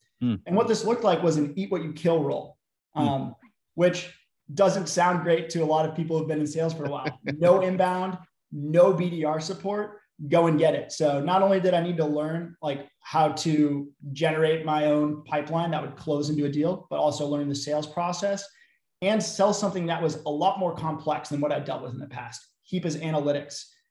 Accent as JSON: {"language": "English", "area": "Bay Area", "region": "California", "country": "United States", "said": "I was from the Bay Area, so after I graduated, couldn't find a great job off the bat, ended up moving back home"}